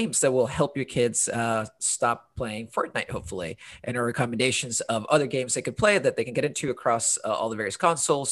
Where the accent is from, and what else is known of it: Honduras; also born or lived in London, United Kingdom / United States; now in Portland, United States